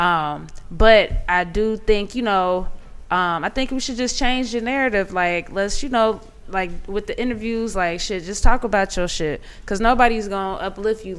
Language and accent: English; Cincinnati, Ohio, United States; moved away; I'm from Ohio